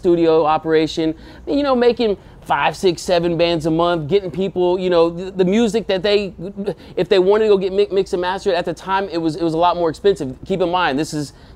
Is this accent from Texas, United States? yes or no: yes; Sugar Land, Texas, United States; also born or lived in Houston, Texas / San Antonio, Texas; I really grew up in Sugar Land